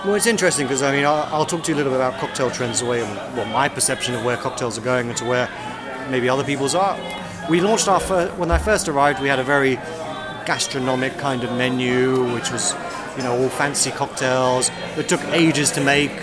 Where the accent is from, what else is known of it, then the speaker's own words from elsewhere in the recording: London, United Kingdom; also born or lived in Westminster; I grew up in Southeast London.